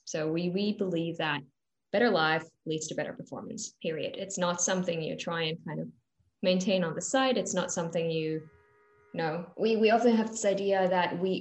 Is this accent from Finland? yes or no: yes; Finland; now in London, United Kingdom; I'm from Finland originally